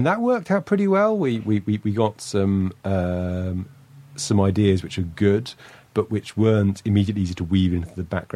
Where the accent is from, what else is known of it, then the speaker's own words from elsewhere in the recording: United Kingdom; I'm British